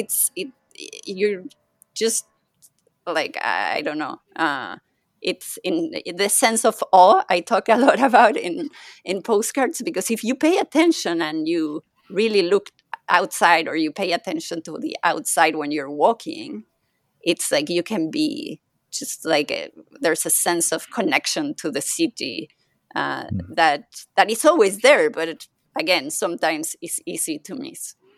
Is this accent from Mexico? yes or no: yes; Mexico; first language Spanish; English is a second language; now in Paris, France; I'm I'm originally think- from Mexico, so my first language is Spanish